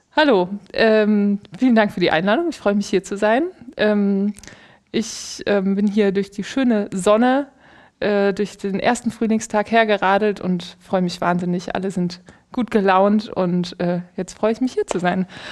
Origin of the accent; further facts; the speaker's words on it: Aachen, North Rhine-Westphalia, Germany; Ich bin in Aachen geboren